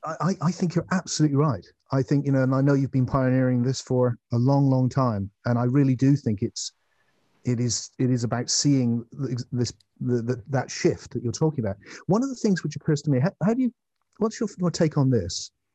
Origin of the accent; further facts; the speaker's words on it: England, United Kingdom; I'm an English man